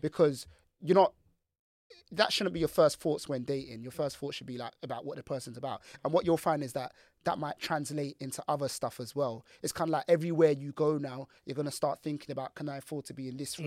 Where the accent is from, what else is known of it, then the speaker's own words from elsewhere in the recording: Nigeria; as a Nigerian man